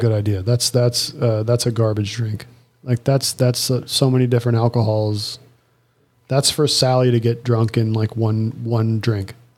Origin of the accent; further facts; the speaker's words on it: United States; I'm American